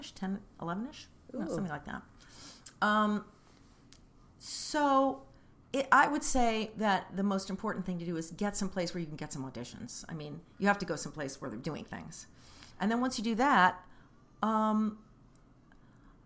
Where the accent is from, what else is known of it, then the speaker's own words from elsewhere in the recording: Kansas City, Kansas, United States; moved away; I lived on the Kansas side. I grew up on the Kansas side. Shawnee Mission East Lancers. University of Kansas